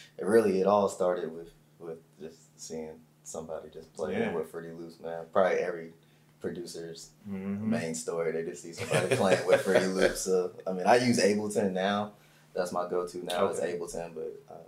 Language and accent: English; Columbus, Georgia, United States; born there; also born or lived in Germany / Texas / Illinois / California; You know, I was born in Columbus, Georgia.